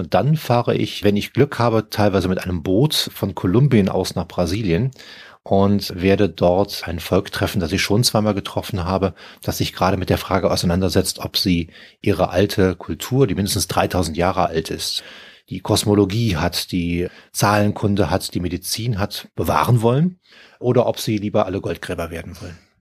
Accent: Cologne, North Rhine-Westphalia, Germany; moved away; also born or lived in Brazil; meiner Heimatstadt Köln

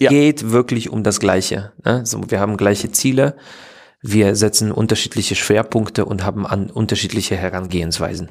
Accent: Poland; German is a second language; moved away as an adult; also born or lived in Opole / Saxony; now in Dresden, Germany; ich bin in Polen, in Schlesien geboren

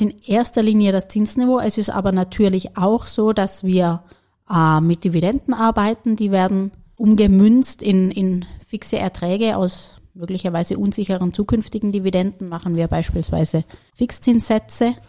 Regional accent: Germany; moved away as an adult; also born or lived in Paris, France / Berlin, Germany; now in Vienna, Austria; ich als gebürtige Deutsche

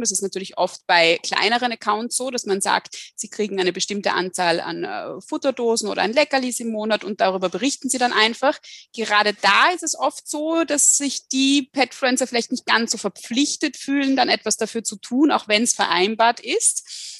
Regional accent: Austria; hier bei uns in Österreich

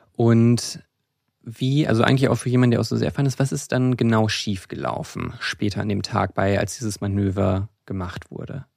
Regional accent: Rhine-Main area, Germany; Ich bin im Rhein-Main-Gebiet auch aufgewachsen, wo es bei Wiesbaden einen großen Stützpunkt der U S-Armee gab

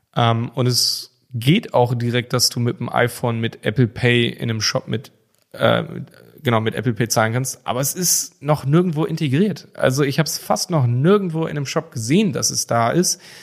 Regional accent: Germany; bei uns in Deutschland

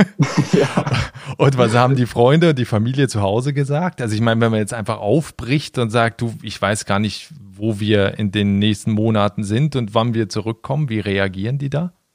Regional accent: Basel, Basel-Stadt, Switzerland; moved away as an adult; now in Berlin, Germany; ich bin vor 16 Jahren von Basel nach Berlin ausgewandert

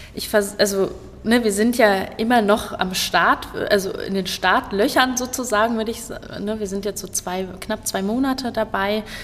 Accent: Kassel, Hesse, Germany; Ich komme hier aus Kassel, ich bin auch tatsächlich immer hier geblieben

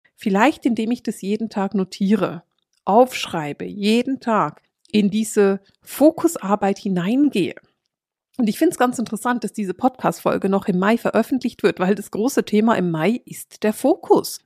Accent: Bern, Switzerland; Ich bin in Bern aufgewachsen und hänge an meinen Berner Bands

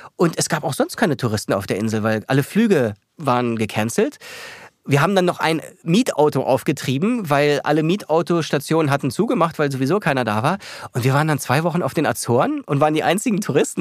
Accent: Berlin, Germany; moved away as an adult; also born or lived in New York / Munich / Paris; Ich bin Berliner, ich fühle mich hier wohl.

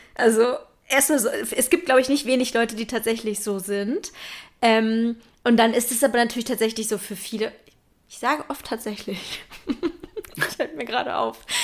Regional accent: Berlin, Germany; Ich bin ja in Berlin groß geworden

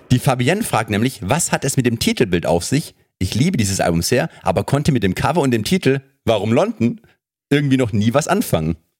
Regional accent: Germany; als Deutscher

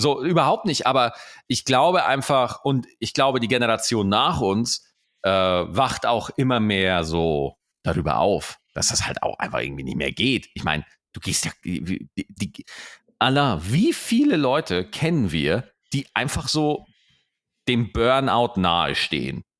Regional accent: Germany; bei uns in Deutschland

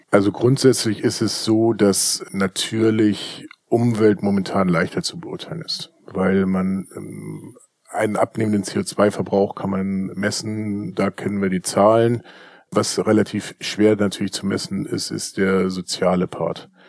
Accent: Hamburg, Germany; bei uns in Hamburg

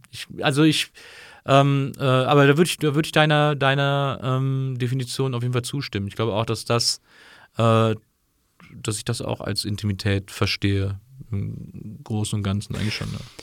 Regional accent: Rhineland, Germany; moved away; ich bin ja im Rheinland aufgewachsen

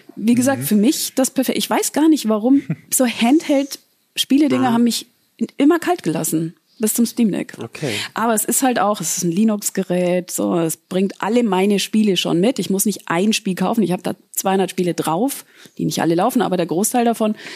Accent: Southern Germany, Germany; moved away; ich komme aus dem Süden, das heißt, ich muss oft sieben Stunden äh, ins Allgäu fahren

